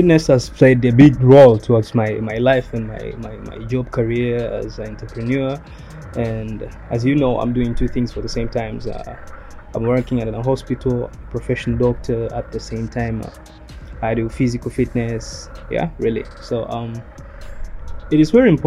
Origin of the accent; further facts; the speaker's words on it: Tanzania; I'm from Tanzania